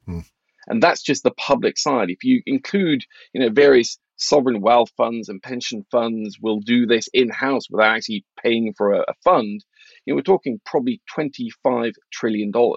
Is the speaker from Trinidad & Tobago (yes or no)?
no; Norway; I grew up in Norway in the eighties, when inflation was crazy high